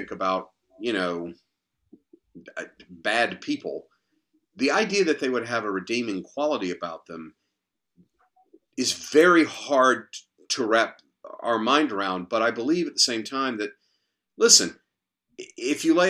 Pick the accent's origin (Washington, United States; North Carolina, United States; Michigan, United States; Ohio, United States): North Carolina, United States; I grew up in North Carolina